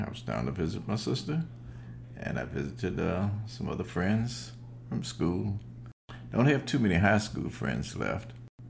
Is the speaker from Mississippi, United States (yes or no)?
yes; Collins, Mississippi, United States; now in Maryland, United States; I'm from Collins, Mississippi.